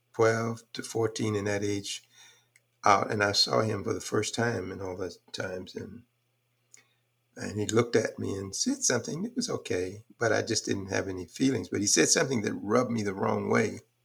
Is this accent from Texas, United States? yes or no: yes; Houston, Texas, United States; also born or lived in Fort Worth, Texas / Graham, Texas; I came up doing some really rough times in Houston, in particular, um, but Fort Worth in the beginning